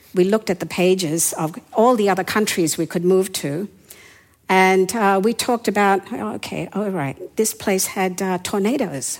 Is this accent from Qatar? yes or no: no; Yangon, Yangon Region, Myanmar; first language Hindi or Burmese; English is a second language; moved away; I was born in the capital city at that time, that was Rangoon or Yangon. And my first language was either Hindi or Burmese